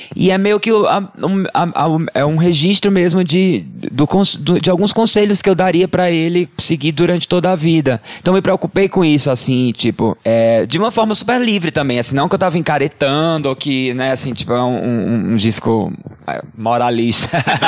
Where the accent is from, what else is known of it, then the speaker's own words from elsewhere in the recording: Ceará, Brazil; also born or lived in Crato; do governo do estado do Ceará, que é de onde eu sou.